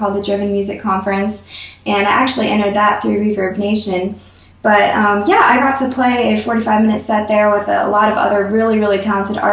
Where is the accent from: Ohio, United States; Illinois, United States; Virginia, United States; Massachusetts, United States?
Virginia, United States; now in Georgia, United States; I grew up in Virginia